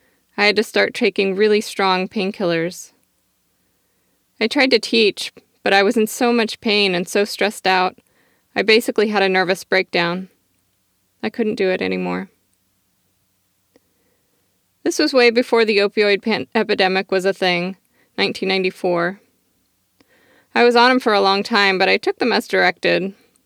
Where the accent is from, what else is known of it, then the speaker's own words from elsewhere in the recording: Michigan, United States; also born or lived in South Carolina; I grew up in the Midwest in Michigan. My childhood was not good, so I don't know what else to say. Then I moved to the South, to South Carolina.